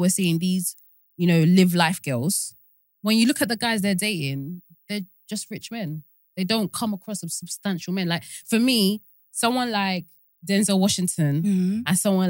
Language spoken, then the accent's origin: English; Nigeria; as a Nigerian person